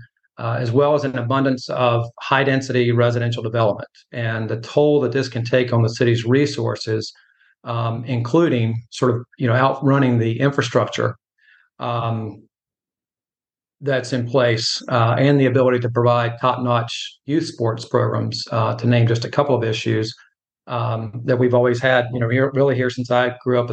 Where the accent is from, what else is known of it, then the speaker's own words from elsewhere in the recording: Belmont, North Carolina, United States; I'm originally from Belmont. My family has a long history here. I'm actually a fourth generation native